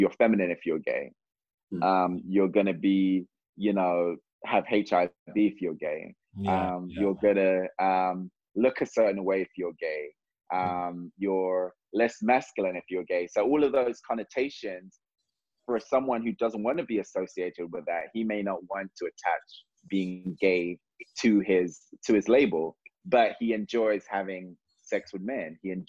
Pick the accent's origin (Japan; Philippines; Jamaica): Jamaica; I'm just like, I'm Jamaican. We don't call people that.